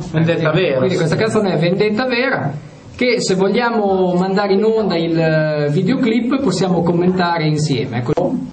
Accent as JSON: {"language": "Italian", "town": "Pianoro", "region": "Emilia-Romagna", "country": "Italy", "said": "Io sono di Pianoro."}